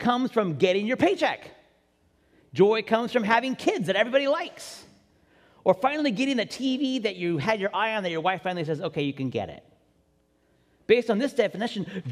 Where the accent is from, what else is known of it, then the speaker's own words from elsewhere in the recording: Washington, United States; now in California, United States; I'm originally from Washington State, where it rains all the time.